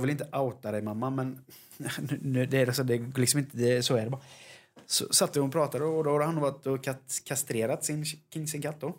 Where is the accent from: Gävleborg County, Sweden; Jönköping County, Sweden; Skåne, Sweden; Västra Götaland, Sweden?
Jönköping County, Sweden; Jönköping; vi kommer från Jönköping